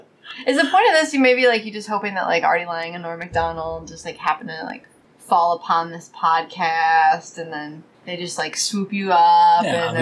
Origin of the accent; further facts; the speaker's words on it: New York, United States; I'm from New York and I don't dog walk, I scale it back.